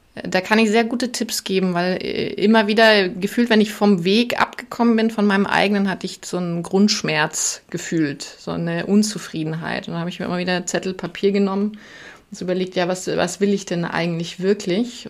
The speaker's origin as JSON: {"language": "German", "area": "a small village south of Munich", "region": "Bavaria", "country": "Germany", "tie": "born or raised there", "said": "ich bin südlich von München in einem winzigen Dorf in der Natur aufgewachsen"}